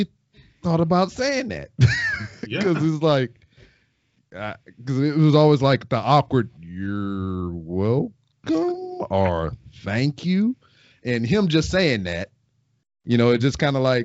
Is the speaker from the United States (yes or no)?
yes; Lake Charles, Louisiana, United States; moved away as an adult; now in Houston, United States; I am from Lake Charles, Louisiana